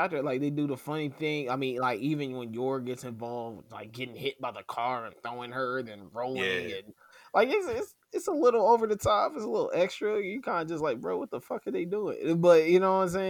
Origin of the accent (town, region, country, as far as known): United States